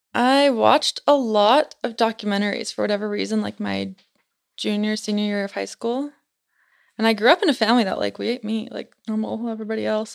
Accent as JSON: {"language": "English", "region": "Utah Valley", "country": "United States", "tie": "born or raised there", "said": "I'm from Utah, born and raised in Utah Valley"}